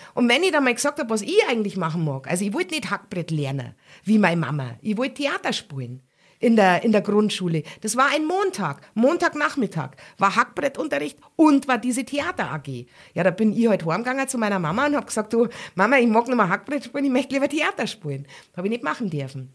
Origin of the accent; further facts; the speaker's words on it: Garmisch-Partenkirchen, Bavaria, Germany; meine Familie aus Pattenkirchen